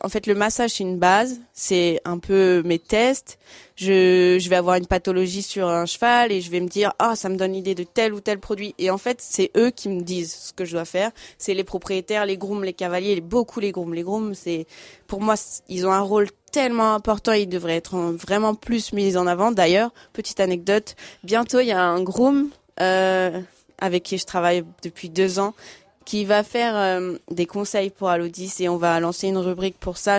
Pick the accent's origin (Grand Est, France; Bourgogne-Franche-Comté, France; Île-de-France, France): Île-de-France, France; Fontainebleau; also born or lived in Paris; je suis née à Fontainebleau